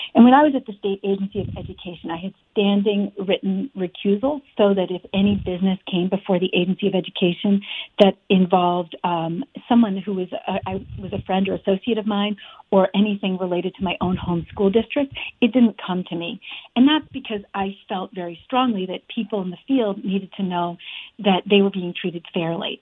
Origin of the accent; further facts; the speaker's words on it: Afghanistan; now in Vermont, United States; I grew up in Afghanistan for years